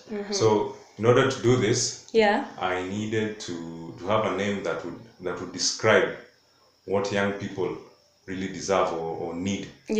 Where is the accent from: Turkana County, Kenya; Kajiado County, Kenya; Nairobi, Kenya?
Kajiado County, Kenya; We are from the Maasai community. Maasai community from Kajiado County.